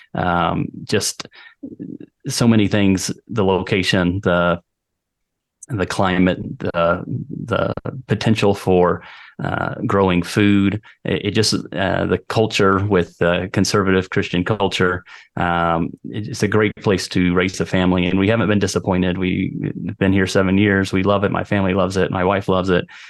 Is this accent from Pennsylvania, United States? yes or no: no; Texas, United States; moved away as an adult; now in Volcán, Panama; I grew up in Texas